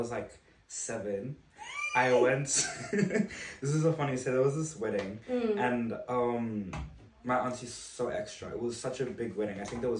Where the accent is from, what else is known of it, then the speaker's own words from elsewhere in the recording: Zimbabwe; also born or lived in London / Brisbane; now in Melbourne, Australia; I am from Zimbabwe. I grew up in Zimbabwe in London and moved to Brisbane